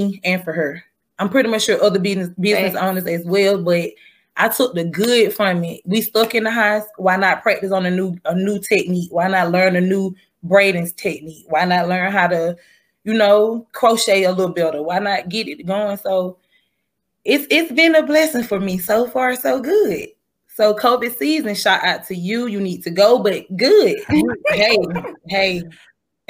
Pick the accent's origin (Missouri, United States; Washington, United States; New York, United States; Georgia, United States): Georgia, United States; Macon; I stay here in Macon, and I'm from Macon